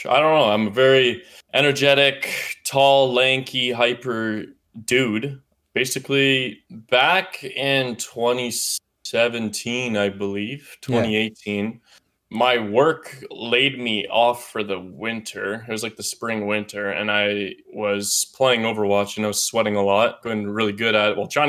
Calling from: Victoria, British Columbia, Canada; I'm calling from your hometown.

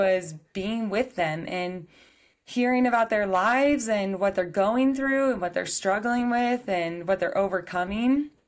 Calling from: Colorado, United States; I'm back in Colorado from a week away in New Mexico.

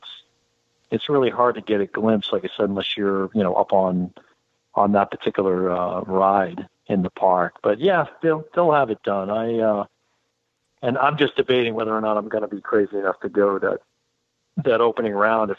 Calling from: Orlando, Florida, United States; Hey, guys. … in Orlando.

